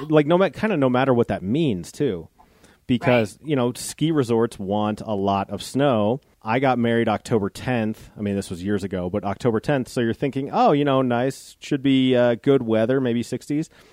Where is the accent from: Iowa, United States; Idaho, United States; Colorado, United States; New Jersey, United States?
Colorado, United States; Golden; moved away; I grew up in Golden, Colorado